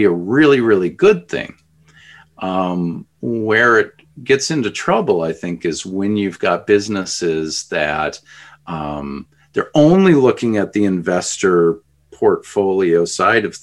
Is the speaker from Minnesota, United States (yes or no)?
yes; Edina, Minnesota, United States; us growing up in Edina, you know, spending time in Edina